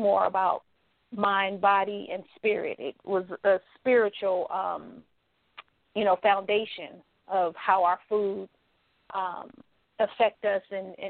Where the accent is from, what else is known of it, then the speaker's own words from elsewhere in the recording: California, United States; moved away as an adult; now in Atlanta, United States; I am from California, so I was living there at the time